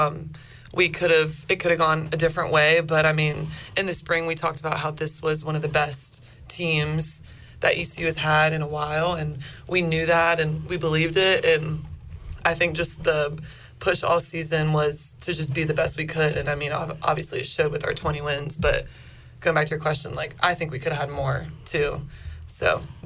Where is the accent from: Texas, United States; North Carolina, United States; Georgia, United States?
North Carolina, United States; Wilmington; also born or lived in Jacksonville, Florida; I'm from Wilmington